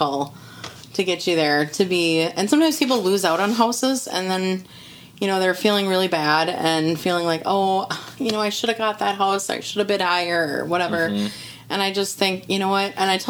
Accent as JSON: {"language": "English", "town": "Grant", "region": "Minnesota", "country": "United States", "tie": "born or raised there", "said": "I grew up in Grant, you know, which is not very far away"}